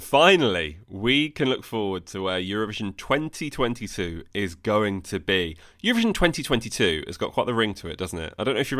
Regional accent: Bologna, Emilia-Romagna, Italy; Even though I would have loved it to be in my hometown of Bologna, my heart is still full of joy for this beautiful contest.

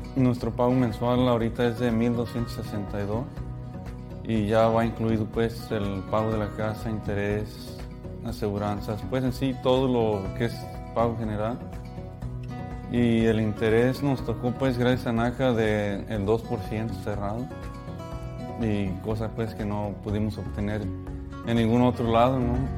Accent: Mexico; moved away; igual mexicano

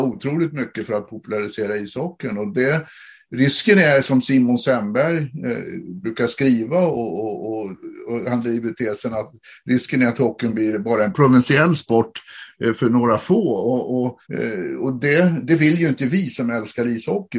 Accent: Sweden; vi är från Sverige

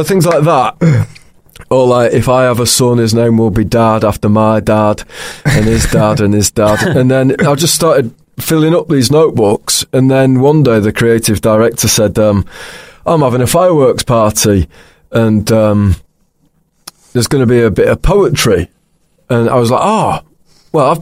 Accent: Pocklington, Yorkshire and the Humber, United Kingdom; moved away as an adult; also born or lived in York / Newcastle; now in London, United Kingdom; I was born in York, and then I grew up in a place called Pocklington

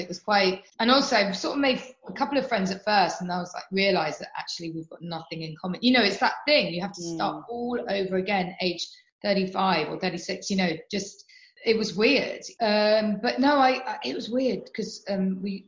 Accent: London, United Kingdom; moved away as an adult; now in Somerset, United Kingdom; I grew up in London. I was born there

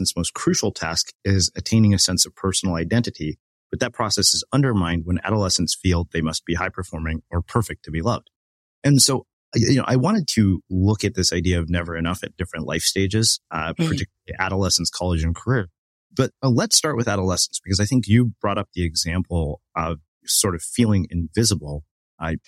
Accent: United States; somebody who's an Indian American, where being raised with an achievement mindset was kind of, you know, the default in our household

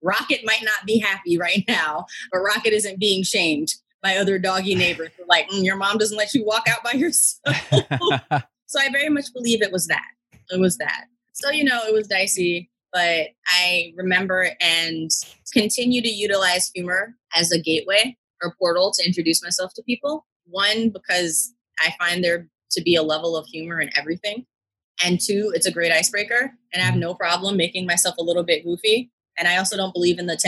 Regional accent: Washington, District of Columbia, United States; I was born and raised in Washington, D.C.

